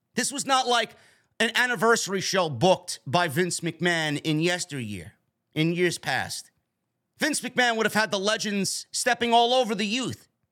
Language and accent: English; New York, United States; my hometown of New York